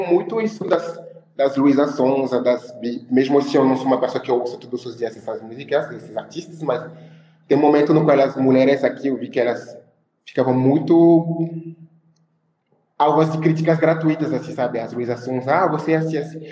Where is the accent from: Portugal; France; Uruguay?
France; Créteil, Île-de-France; Portuguese is a second language; moved away as an adult; also born or lived in Ivory Coast; now in Brazil; no bairro onde eu nasci e cresci, assim, em Créteil, que é na França, que é um bairro de Paris